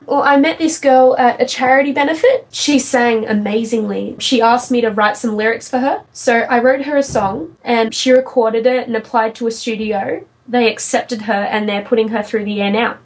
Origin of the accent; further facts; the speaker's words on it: Sydney, New South Wales, Australia; I'm from Sydney in Australia.